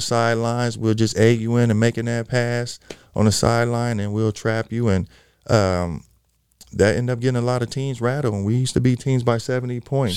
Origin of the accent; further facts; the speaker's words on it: Los Angeles, California, United States; I am originally from Los Angeles, California. Mm-hmm. Um, i have been a California kid forever